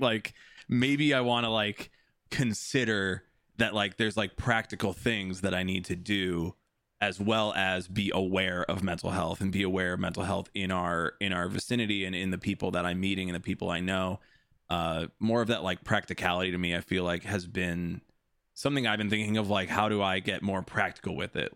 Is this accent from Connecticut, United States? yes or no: no; Des Plaines, Illinois, United States; also born or lived in Chicago; I grew up in Des Plaines